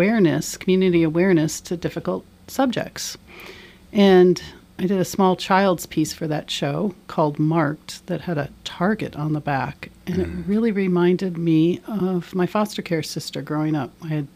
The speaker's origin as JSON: {"language": "English", "region": "Minnesota", "country": "United States", "tie": "born or raised there", "moved": "as an adult", "lives_now": "Ketchikan, United States", "said": "we've lived a lot of places, but we grew up in Minnesota"}